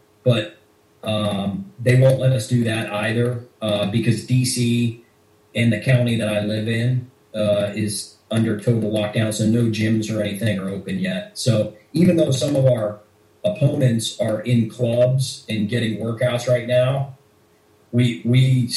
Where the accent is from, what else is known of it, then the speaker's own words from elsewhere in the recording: Pittsburgh, Pennsylvania, United States; also born or lived in Oklahoma / Boston, Massachusetts; now in Washington, D.C., United States; I grew up in Pittsburgh, Pennsylvania. And where I'm from, pretty much everybody wrestled right out of the womb